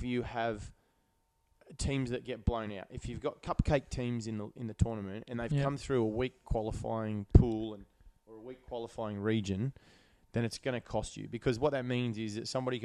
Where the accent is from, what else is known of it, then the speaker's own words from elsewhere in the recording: Australia; I'm an Australian basketball fan